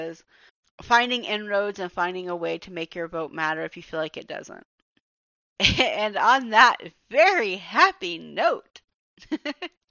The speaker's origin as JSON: {"language": "English", "region": "Georgia", "country": "United States", "said": "this is my home state"}